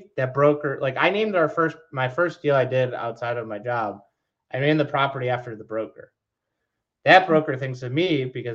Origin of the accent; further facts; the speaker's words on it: Detroit, Michigan, United States; moved away; I'm from Detroit.